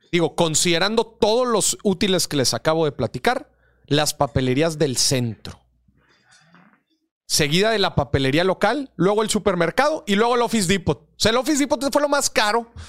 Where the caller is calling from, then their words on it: Puebla, Mexico; desde, Puebla Morir.